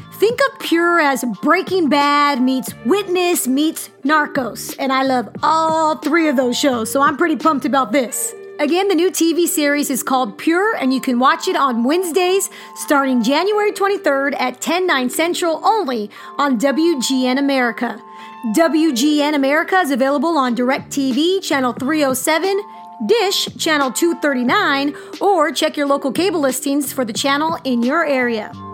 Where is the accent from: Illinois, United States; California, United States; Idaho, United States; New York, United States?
California, United States; moved away as an adult; also born or lived in Wyoming; now in Missouri, United States; I'm from California